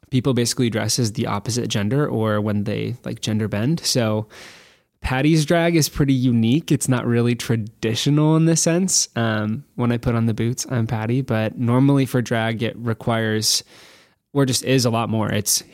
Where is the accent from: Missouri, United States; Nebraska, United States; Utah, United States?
Nebraska, United States; Born and raised, middle of nowhere, cornfield America, but love it so much.